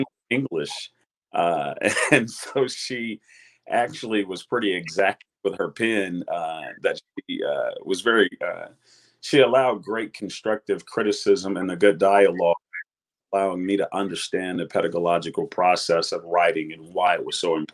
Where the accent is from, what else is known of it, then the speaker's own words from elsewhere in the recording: Grenada, Mississippi, United States; I grew up in Grenada, Mississippi, I'm an attorney